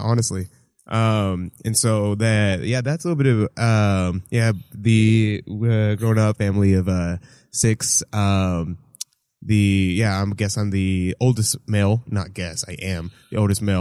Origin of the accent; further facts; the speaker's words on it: Houston, Texas, United States; born and raised Houston, Texas